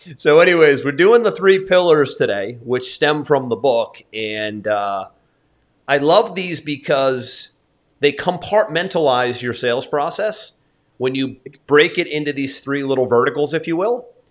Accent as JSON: {"language": "English", "country": "United States", "tie": "born or raised there", "said": "as somebody who was born and raised in America"}